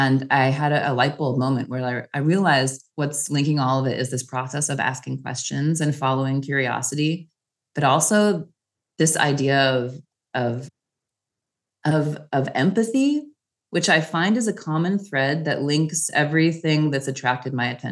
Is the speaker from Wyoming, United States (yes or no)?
yes; Wyoming, United States; moved away as an adult; also born or lived in Japan / Europe; now in Paris, France; growing up in Wyoming